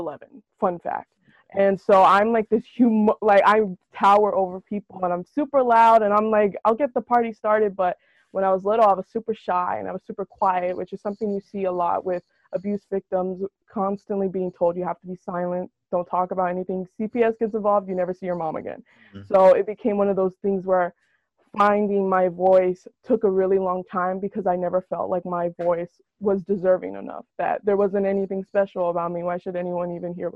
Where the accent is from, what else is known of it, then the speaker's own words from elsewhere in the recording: Salinas, California, United States; I'm from born and raised in Salinas, California